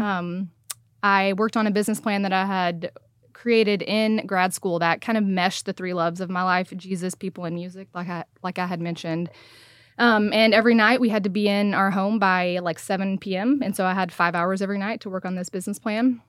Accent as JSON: {"language": "English", "area": "Saline?", "region": "Texas", "country": "United States", "tie": "born or raised there", "moved": "yes", "lives_now": "Frisco, United States", "said": "born and raised in Salina, Texas"}